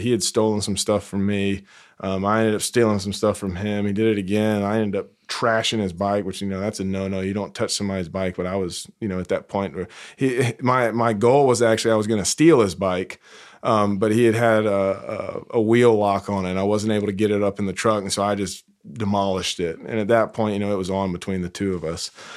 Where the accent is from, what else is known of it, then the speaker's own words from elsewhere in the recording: South Carolina, United States; now in North Carolina, United States; it's only forty-five minutes away from where I grew up in South Carolina